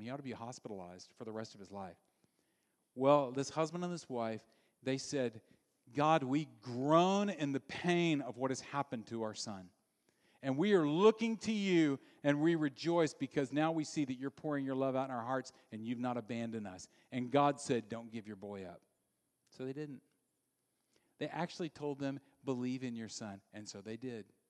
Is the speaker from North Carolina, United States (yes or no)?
no; Louisiana, United States; I grew up in Louisiana